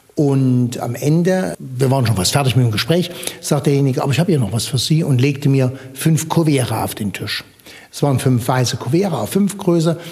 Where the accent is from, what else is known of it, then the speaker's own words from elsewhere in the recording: Gotha, Thuringia, Germany; Wir im Osten, wir lebten ja hinter Mauer und Stacheldraht